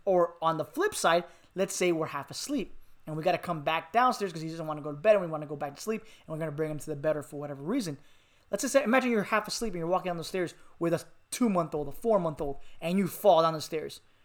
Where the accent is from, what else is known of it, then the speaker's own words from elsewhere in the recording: Miami, Florida, United States; moved away; I'm from Miami